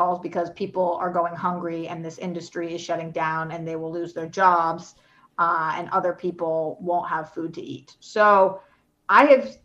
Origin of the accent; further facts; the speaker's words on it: Boston, Massachusetts, United States; I'm also from Boston